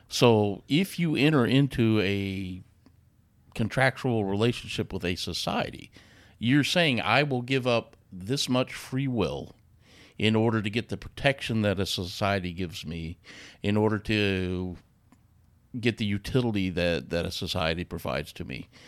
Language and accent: English; United States; I was back in America, and I was back to being an American.